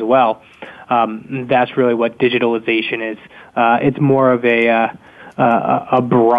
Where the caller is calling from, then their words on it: Boston, Massachusetts, United States; I'm out of Boston, so our weather's all over the place.